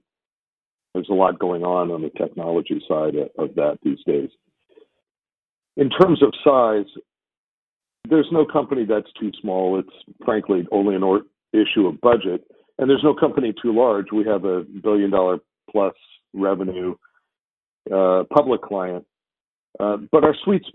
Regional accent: San Francisco, California, United States; I was born and raised in San Francisco

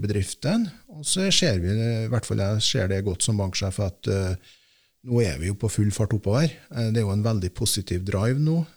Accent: Heim, Trøndelag, Norway; er jo født og oppvokst i Heim kommune

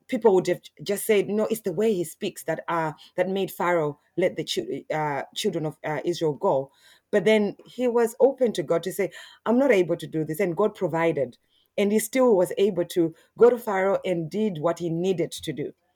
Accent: Harare, Zimbabwe; now in Australia; I'm originally from Zimbabwe. Yeah, in Harare, and, uh, yeah, and I moved in, I moved to Australia in two thousand and six.

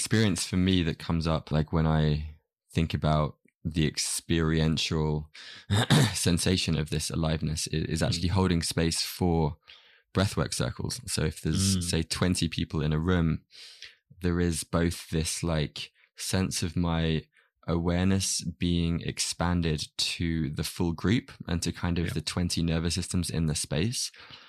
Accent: United Kingdom; It's cool being British.

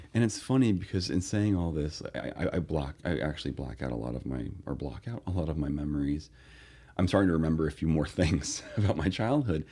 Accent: Northern California, United States; I grew up in Northern California

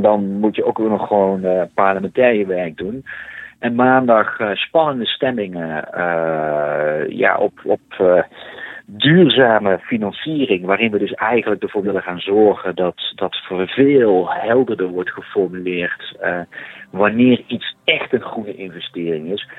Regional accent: Netherlands; als Nederlanders

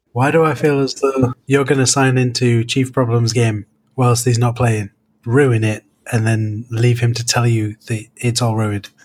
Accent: United Kingdom; I'm British

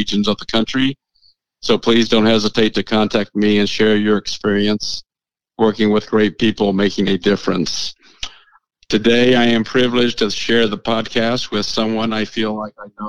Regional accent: Oklahoma, United States; now in Michigan, United States; growing up in Oklahoma is a major part of my life

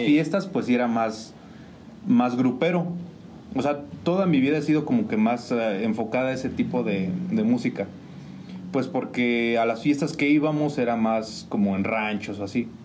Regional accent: San Juan del Río, Querétaro, Mexico; yo soy originario de San Sebastián de las Barrancas Norte.

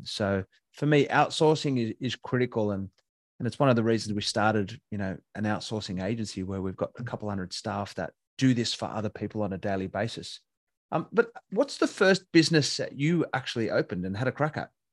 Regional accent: Katoomba, New South Wales, Australia; I grew up in Katoomba

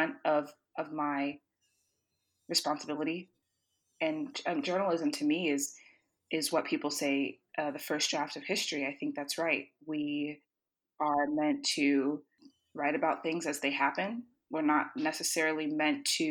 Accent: Tallahassee, Florida, United States; moved away as an adult; now in Washington, D.C., United States; I was born and raised in Tallahassee

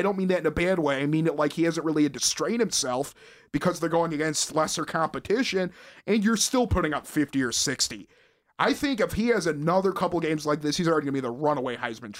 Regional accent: North Carolina, United States; Believe me, I'm from North Carolina.

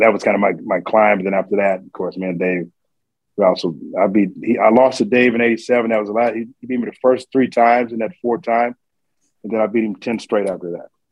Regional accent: Tulsa, Oklahoma, United States; I grew up in Tulsa, Oklahoma.

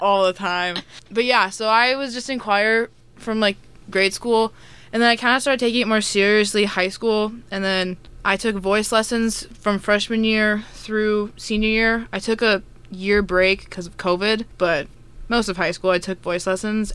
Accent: Minnesota, United States; moved away as an adult; I'm from Minnesota

